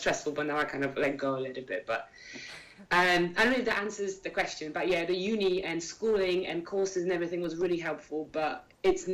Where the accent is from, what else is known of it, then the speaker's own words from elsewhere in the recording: Warsaw, Masovian Voivodeship, Poland; I'm from Warsaw